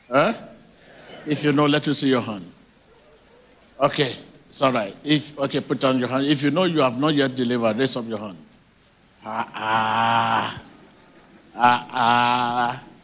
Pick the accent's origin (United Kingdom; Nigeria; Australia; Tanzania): Nigeria; now in South Africa; I'm a Nigerian, but I live in South Africa.